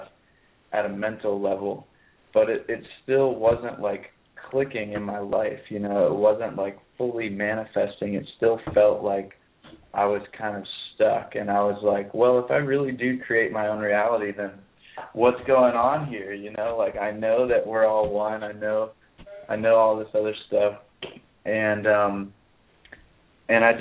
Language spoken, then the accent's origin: English; Pittsburgh, Pennsylvania, United States; now in Ojai, United States; my hometown is on the East Coast, which me and my friends call Peaceburg, which is the parallel reality of Pittsburgh